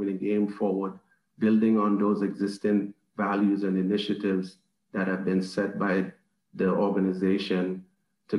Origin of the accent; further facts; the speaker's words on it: Trinidad & Tobago; now in United States; in the Caribbean, my home country, Trinidad and Tobago